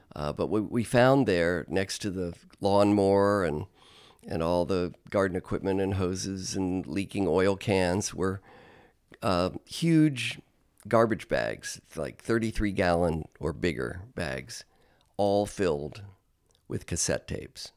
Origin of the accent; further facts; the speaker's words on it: Cincinnati, Ohio, United States; I was born and raised in Cincinnati, Ohio